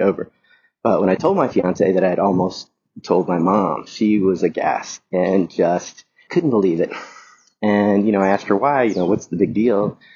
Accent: the South, United States; moved away; I grew up in the South in a fairly, very conservative family

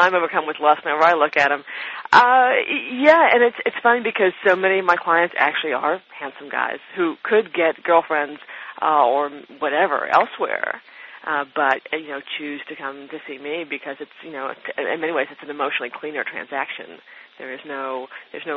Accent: United States; I am an American

